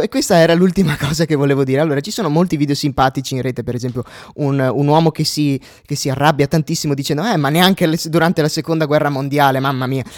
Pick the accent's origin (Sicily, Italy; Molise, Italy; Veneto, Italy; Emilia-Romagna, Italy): Veneto, Italy; Euganean Hills; io vengo dai Colli Uganei, dai Colli Uganei in un paesino eh, Euganeo, che è il comune limitrofo a Vo Euganeo